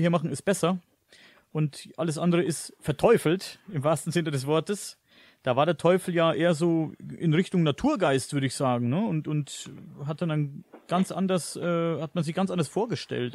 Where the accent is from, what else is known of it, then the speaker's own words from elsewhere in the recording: Coburg district, Bavaria, Germany; Ich komme aus Coburg, mhm. aus dem Landkreis Coburg